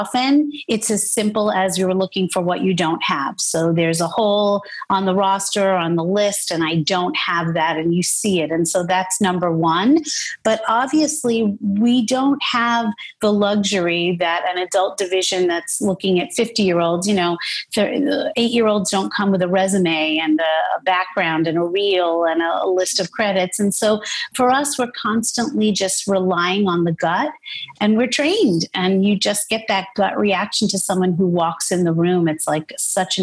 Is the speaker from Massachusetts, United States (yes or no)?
no; New York City, New York, United States; I grew up in Brooklyn